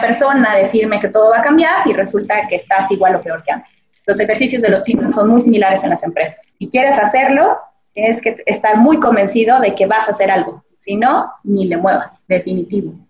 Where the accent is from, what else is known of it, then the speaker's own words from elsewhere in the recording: Mexico; como mexicanos